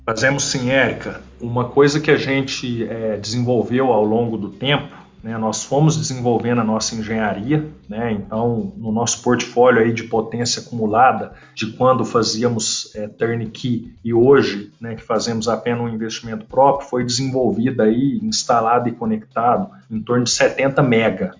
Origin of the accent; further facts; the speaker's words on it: Uberlândia, Minas Gerais, Brazil; moved away as an adult; also born or lived in Turin, Italy / Rennes, France; sou natural aqui de Uberlândia, Minas Gerais, de onde eu estou falando